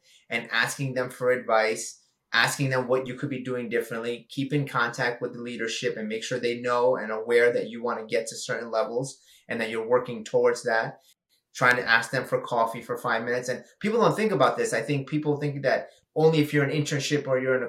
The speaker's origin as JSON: {"language": "English", "town": "New York City", "region": "New York", "country": "United States", "tie": "born or raised there", "said": "I come from very humble beginnings in Flushing, Queens in New York"}